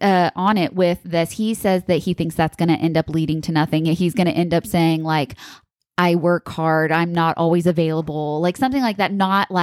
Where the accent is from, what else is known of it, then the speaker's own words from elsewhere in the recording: East Coast, United States; I am from the East Coast and it's just a very like kind of gruff sort of, personality that you have